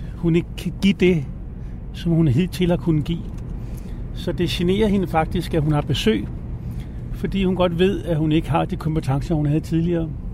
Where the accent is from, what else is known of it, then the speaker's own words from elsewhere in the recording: Copenhagen, Capital Region of Denmark, Denmark; now in Adderup, Denmark; jeg er født i København på Rigshospitalet øh, i 1962